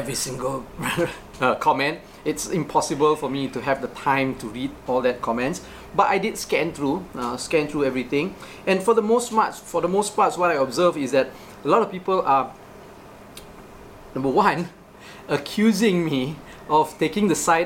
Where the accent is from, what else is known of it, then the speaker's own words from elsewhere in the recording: Johor, Malaysia; I grew up in Johor